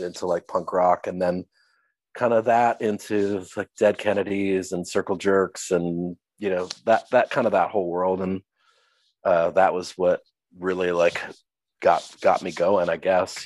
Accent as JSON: {"language": "English", "town": "Minneapolis", "region": "Minnesota", "country": "United States", "tie": "born or raised there", "said": "I was born and raised in the Twin Cities, Minneapolis, St. Paul."}